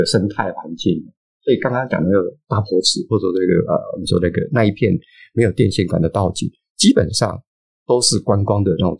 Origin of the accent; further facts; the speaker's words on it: Hualien, Hualien County, Taiwan; moved away; 因为我自己在花莲长大 哦， 我念高中的时候，